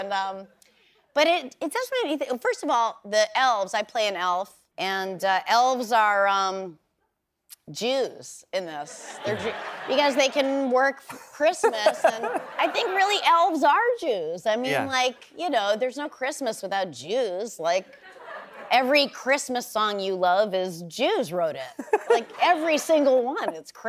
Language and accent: English; Bedford, New Hampshire, United States; We totally did Christmas because I grew up in New Hampshire, in Bedford, New Hampshire, same as you.